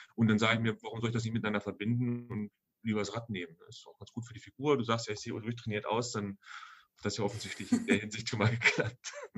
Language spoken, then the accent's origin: German; Rodenberg, Lower Saxony, Germany; Ich komme aus Altenhagen 2, da gab es damals noch einen kleinen Dorfladen